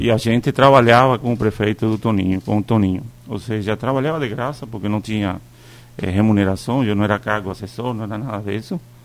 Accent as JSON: {"language": "Portuguese", "country": "Cuba", "moved": "yes", "lives_now": "Brazil", "said": "eu sou cubano? Sou. Eu não nego para ninguém que eu sou cubano. Mas eu também escolhi o Brasil para morar."}